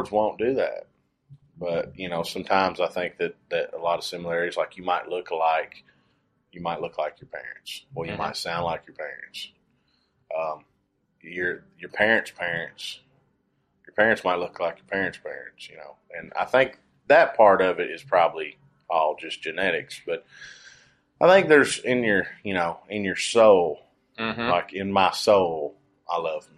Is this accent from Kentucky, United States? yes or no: yes; Kentucky, United States; we're both from Kentucky